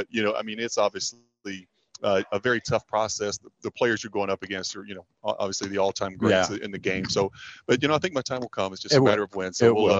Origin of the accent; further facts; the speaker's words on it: Kentucky, United States; being from Kentucky